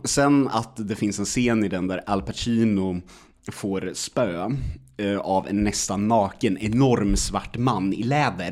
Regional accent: Sweden; man som svensk

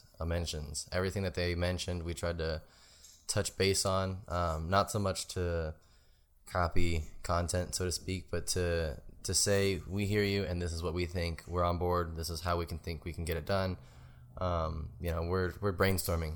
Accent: Texas, United States; moved away; I'm from Texas, and I came up here because the car culture was kind of dead down there at the time.

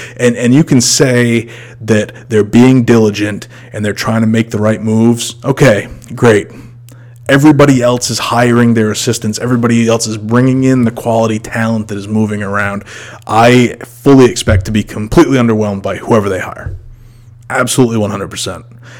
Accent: Maine, United States; now in North Carolina, United States; I'm from Maine, okay? So when I moved from Maine to North Carolina

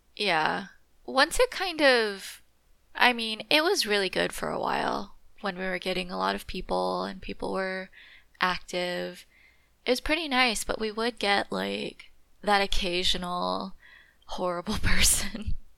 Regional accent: California, United States; Growing up in California

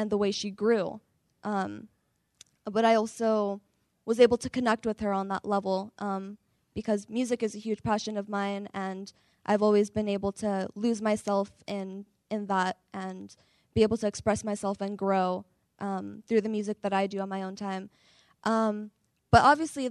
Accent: San Francisco, California, United States; I'm from San Francisco, California

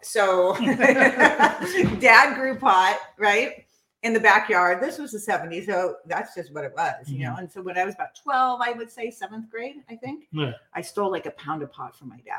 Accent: San Clemente, California, United States; I was born in San Clemente, raised in San Clemente.

